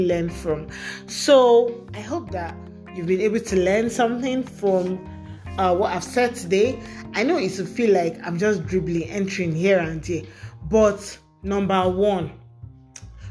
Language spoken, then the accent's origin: English; Nigeria; I'm a Nigerian girl with sense